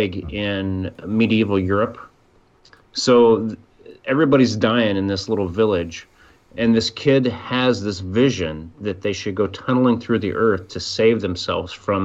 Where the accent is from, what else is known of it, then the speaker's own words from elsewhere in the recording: Southeast Iowa, United States; moved away; also born or lived in Michigan; I grew up in Iowa